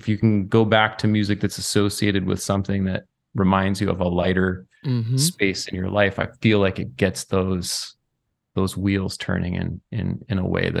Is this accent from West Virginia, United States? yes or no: no; Lanesboro, Minnesota, United States; I grew up in Lanesboro, Minnesota.